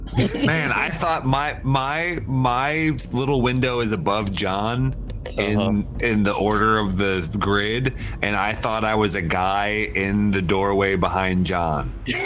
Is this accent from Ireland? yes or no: yes; Ireland; Me too. I am Irish, man.